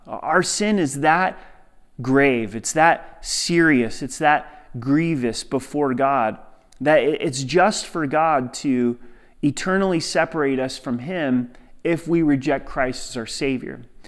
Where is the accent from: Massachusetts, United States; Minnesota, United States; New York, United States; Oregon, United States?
Oregon, United States; Southern; growing up in Southern Oregon, hunting was a part of the culture